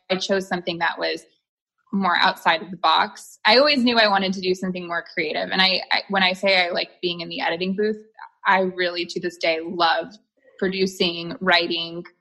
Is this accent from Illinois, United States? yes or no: yes; Chicago, Illinois, United States; moved away; I was born in Chicago